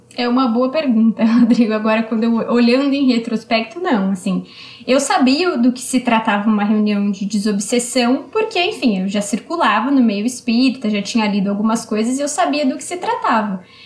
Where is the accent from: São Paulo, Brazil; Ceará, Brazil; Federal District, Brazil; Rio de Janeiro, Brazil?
São Paulo, Brazil; Eu sou aqui de São Paulo, então foi na região de Pirituba, um centro aqui do, do meu bairro